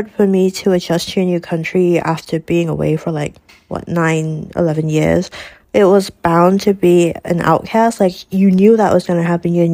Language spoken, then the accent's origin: English; Malaysia; But I'm still Malaysian and I'm still from Malaysia, so I really just want people to just let that move past.